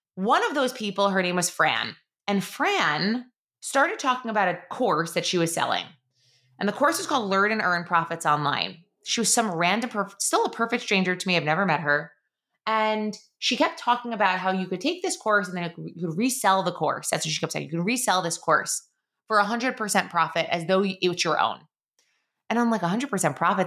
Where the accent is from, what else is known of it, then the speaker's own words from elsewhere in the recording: Long Island, New York, United States; also born or lived in Queens, New York / Syracuse, New York; I am a born and raised New Yorker. I was born in Queens, uh, lived there for a few years, then moved out to Long Island, was raised in middle school and in high school in Long Island.